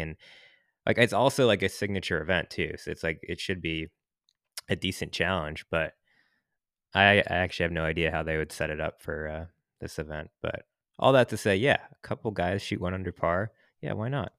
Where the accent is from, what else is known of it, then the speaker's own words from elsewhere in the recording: Seattle, Washington, United States; now in San Francisco, United States; I'm from Seattle